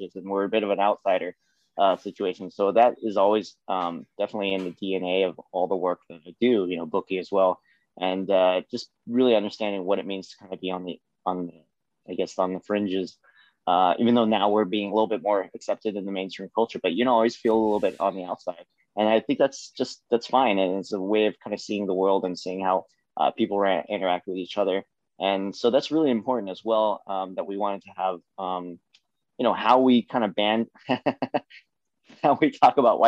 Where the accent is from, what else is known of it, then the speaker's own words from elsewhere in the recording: Seattle, Washington, United States; I'm from Seattle